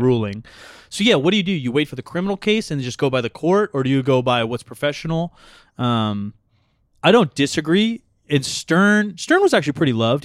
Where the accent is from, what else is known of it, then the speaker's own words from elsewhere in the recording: Portland, Oregon, United States; I'm from Portland